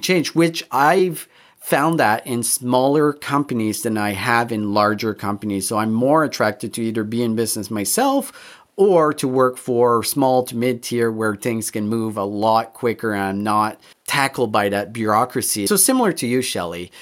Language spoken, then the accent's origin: English; Canada; all three of us, we're, we grew up in Canada, we're white